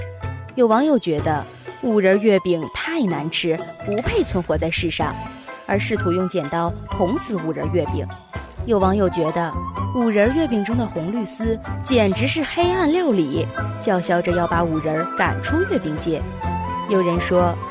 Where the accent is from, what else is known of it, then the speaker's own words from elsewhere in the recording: China; 我们中国人